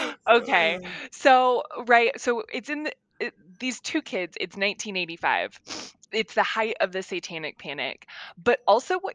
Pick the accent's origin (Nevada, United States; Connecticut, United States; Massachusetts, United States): Nevada, United States; an hour outside of Reno; I currently live in Reno, Nevada, and I grew up an hour outside of Reno, Nevada.